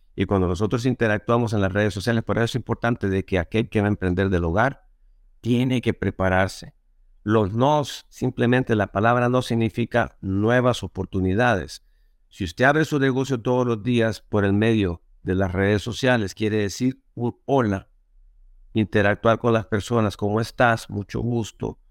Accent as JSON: {"language": "Spanish", "country": "El Salvador", "said": "Yo originalmente soy de Salvador"}